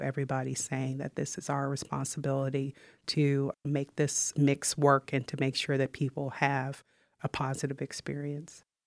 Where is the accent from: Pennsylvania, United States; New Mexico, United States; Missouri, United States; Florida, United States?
Missouri, United States; moved away as an adult; also born or lived in Ithaca, New York; Missouri is my home state